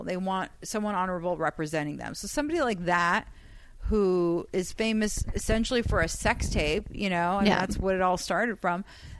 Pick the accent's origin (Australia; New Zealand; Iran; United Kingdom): Iran; first language Persian; English is a second language; moved away; I'm just regular Persian.